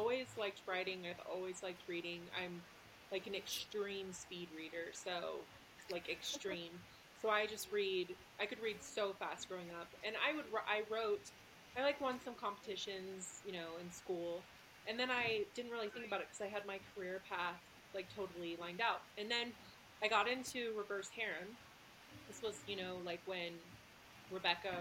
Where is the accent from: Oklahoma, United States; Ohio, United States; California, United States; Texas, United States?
Texas, United States; now in Utah, United States; I'm from Texas, you know, that's, like, the big thing. So I grew up like